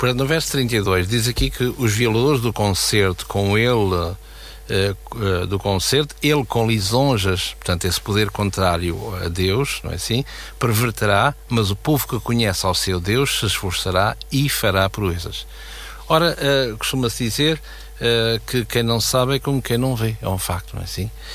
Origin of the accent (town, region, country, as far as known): Portugal